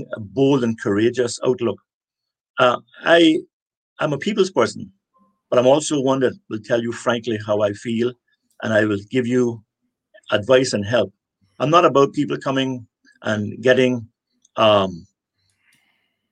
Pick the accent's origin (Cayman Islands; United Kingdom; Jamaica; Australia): Cayman Islands; West Bay; also born or lived in Cuba; before that, I grew up in West Bay